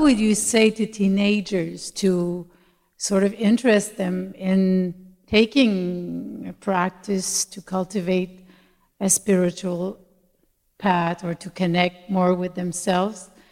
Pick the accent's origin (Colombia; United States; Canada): Canada; Montreal, Quebec; accent: Québécois; English is a second language; I'm from Montreal